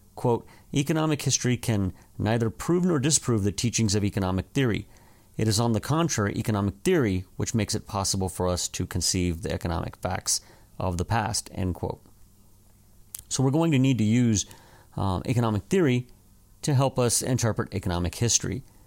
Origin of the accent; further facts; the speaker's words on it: desert Southwest, United States; my hometown